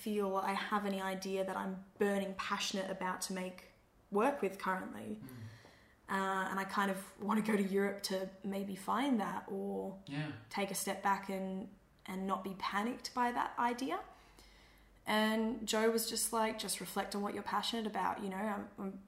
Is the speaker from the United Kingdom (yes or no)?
no; Perth, Western Australia, Australia; Perth will always be home in the sense that I will always say I'm from Perth and my parents live here and my family's here